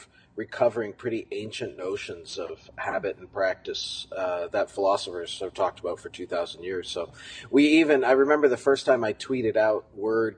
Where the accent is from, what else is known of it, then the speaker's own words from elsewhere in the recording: Southwestern Ontario, Canada; now in United States; Southwestern Ontario in Canada, not far from Toronto.